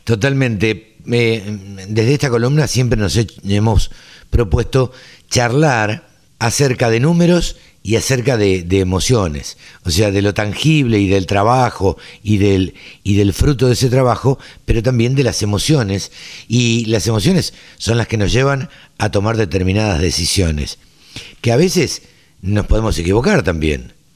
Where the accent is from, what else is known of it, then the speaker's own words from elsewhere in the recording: Maipú, Argentina; moved away as an adult; mi pueblo, a Maipú